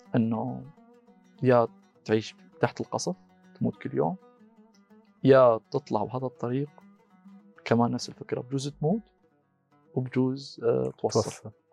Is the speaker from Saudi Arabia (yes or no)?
no; Syria; moved away as an adult; also born or lived in Magdeburg, Germany; now in Germany; انا من سوريا